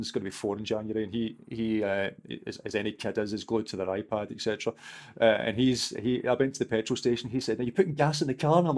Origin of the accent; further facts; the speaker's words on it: Wales, United Kingdom; now in United States; I'm a Welshman